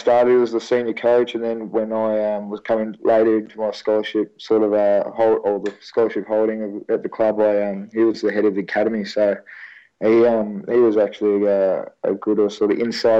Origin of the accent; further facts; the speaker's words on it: Sydney, New South Wales, Australia; moved away; I grew up in Sydney.